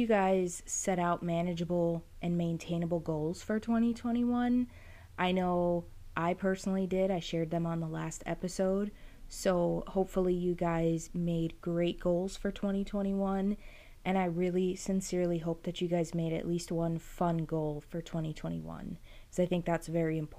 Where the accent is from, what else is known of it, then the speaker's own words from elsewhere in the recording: New Jersey, United States; moved away as an adult; I'm originally from New Jersey. I moved here in 2017.